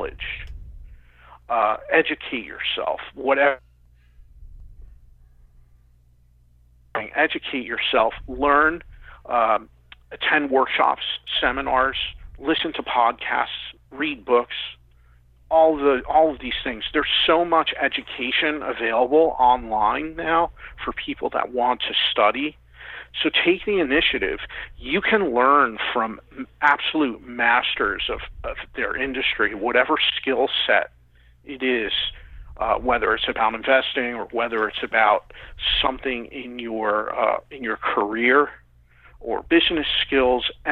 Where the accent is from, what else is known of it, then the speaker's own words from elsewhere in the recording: Philadelphia, Pennsylvania, United States; I'm from Philadelphia